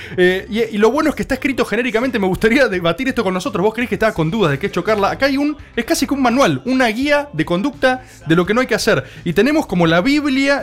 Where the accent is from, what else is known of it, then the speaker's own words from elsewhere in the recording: Argentina; como gente que vive en este país como argentinos